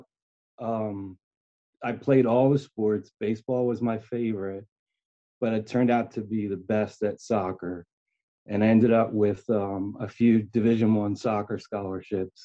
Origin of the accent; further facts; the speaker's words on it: Philadelphia, Pennsylvania, United States; I'm from Philadelphia. Born and raised. I've been here my whole life.